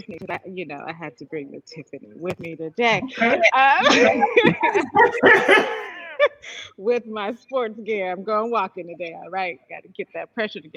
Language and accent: English; Los Angeles, California, United States; also born or lived in Jamaica (family origin); now in Detroit, United States; I am born and raised in Los Angeles, California